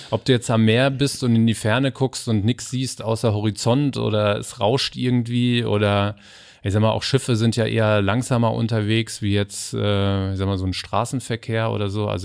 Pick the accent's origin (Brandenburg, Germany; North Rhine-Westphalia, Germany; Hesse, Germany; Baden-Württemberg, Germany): Hesse, Germany; Weil ich bin ich, auch Hesse. Ach, tatsächlich? ja. ja. ich bin Frankfurter Bub